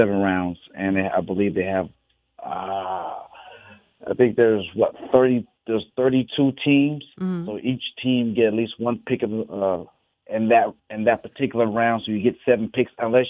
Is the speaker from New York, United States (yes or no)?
no; Stockton, California, United States; moved away as an adult; also born or lived in Los Angeles, California / Detroit, Michigan; I grew up in Stockton, California.